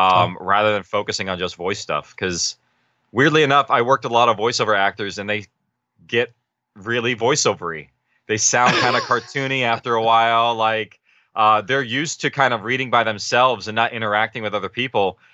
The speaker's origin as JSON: {"language": "English", "area": "Orange County", "region": "California", "country": "United States", "said": "we're actually from Orange County area."}